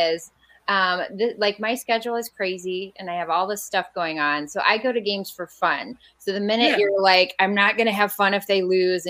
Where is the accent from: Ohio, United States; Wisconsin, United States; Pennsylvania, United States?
Ohio, United States; Defiance; moved away; Yeah, I'm from Defiance, Ohio originally.